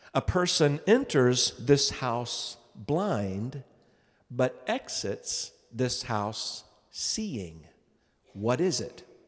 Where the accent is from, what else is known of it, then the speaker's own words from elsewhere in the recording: Tennessee, United States; growing up in Tennessee